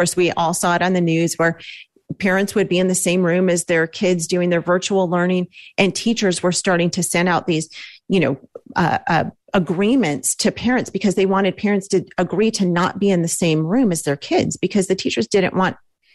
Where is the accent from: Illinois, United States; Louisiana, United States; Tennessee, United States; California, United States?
California, United States; Los Angeles; We're from Los Angeles